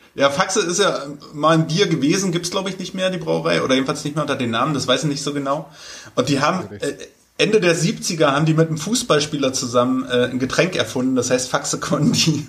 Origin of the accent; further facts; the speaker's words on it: Germany; als Deutscher